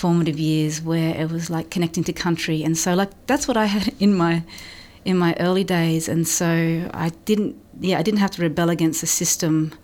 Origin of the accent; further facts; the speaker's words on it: Blue Mountains, New South Wales, Australia; I grew up in the Blue Mountains